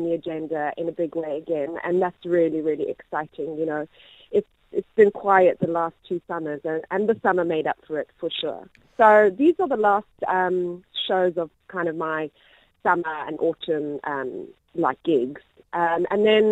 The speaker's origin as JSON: {"language": "English", "country": "South Africa", "moved": "as an adult", "lives_now": "United Kingdom", "said": "as a South African"}